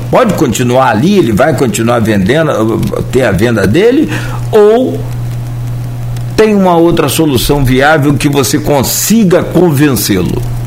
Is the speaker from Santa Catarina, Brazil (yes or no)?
no; Italva, Rio de Janeiro, Brazil; eu tenho 51 anos, eu sou de Italva.